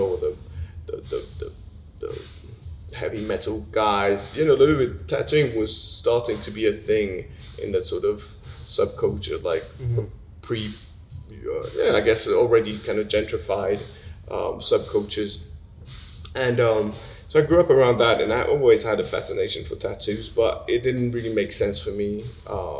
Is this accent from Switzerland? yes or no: yes; Switzerland; moved away as an adult; I grew up in Switzerland